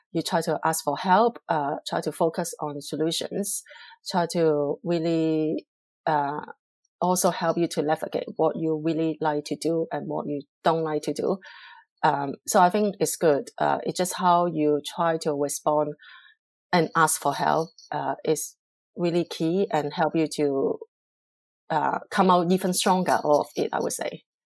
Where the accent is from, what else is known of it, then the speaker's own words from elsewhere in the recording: Hong Kong; English is a second language; moved away as an adult; also born or lived in Singapore; now in London, United Kingdom; I'm originally from Hong Kong, China